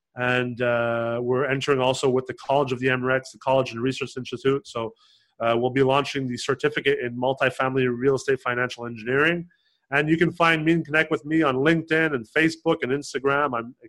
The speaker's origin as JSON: {"language": "English", "country": "Canada", "said": "And you know, I'm also Canadian and Canada."}